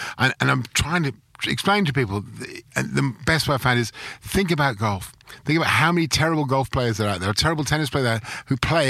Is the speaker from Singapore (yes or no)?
no; London, United Kingdom; now in Melbourne, Australia; I grew up in London. I grew up in the borders between Chelsea and Fulham in London.